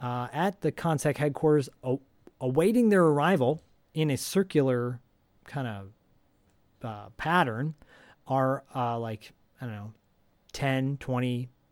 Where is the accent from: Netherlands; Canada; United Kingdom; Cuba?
Canada; But I'm Canadian and you're Canadian and you're supposed to be nice.